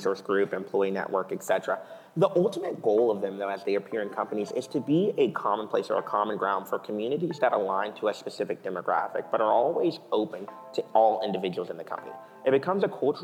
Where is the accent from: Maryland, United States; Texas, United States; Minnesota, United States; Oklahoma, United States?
Texas, United States; Houston; moved away as an adult; also born or lived in Austin, Texas; now in Los Angeles, United States; growing up in Houston originally